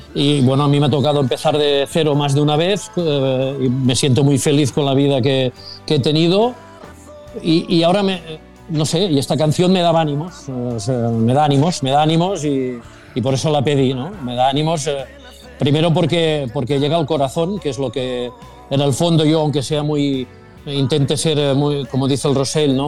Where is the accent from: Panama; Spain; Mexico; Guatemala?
Spain; Sabadell, Catalonia; los que somos de Sabadell